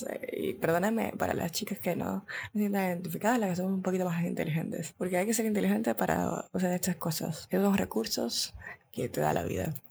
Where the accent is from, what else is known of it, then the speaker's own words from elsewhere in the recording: Dominican Republic; Dios mío, estoy hablando como mexicana y soy dominicana, qué puta.